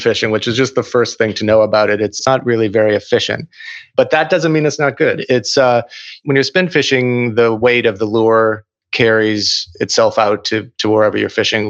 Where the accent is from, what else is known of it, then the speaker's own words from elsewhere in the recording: Minneapolis, Minnesota, United States; I grew up in Minneapolis